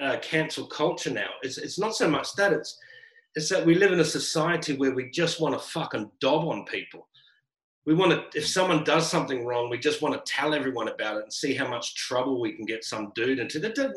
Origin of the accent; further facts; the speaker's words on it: Brisbane, Queensland, Australia; also born or lived in Sydney; now in Melbourne, Australia; Well, I came from Sydney. I started in Brisbane, lived in Sydney, moved down to Melbourne.